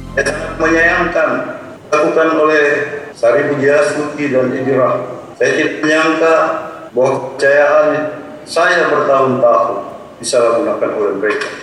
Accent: South Sulawesi, Indonesia; di tanah kelahiran saya sendiri

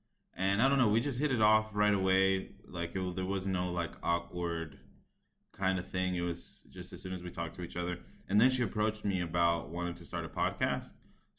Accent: Boston, Massachusetts, United States; first language Spanish; English is a second language; now in Columbus, United States; My first language is Spanish. My parents taught me Spanish as I was growing up because that's all they knew. But then I learned English from school because, I mean, I grew up here.

